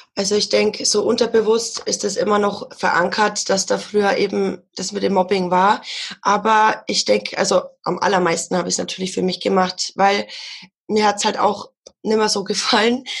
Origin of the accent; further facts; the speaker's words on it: Ansbach area, Bavaria, Germany; Ich komme aus der Gegend von Ansbach